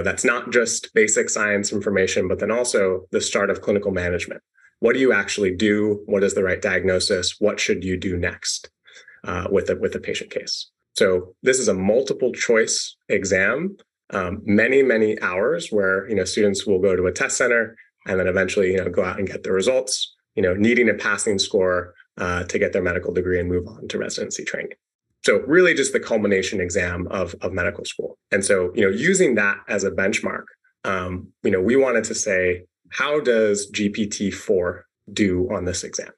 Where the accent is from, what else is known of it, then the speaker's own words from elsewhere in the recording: Seattle, Washington, United States; growing up in Seattle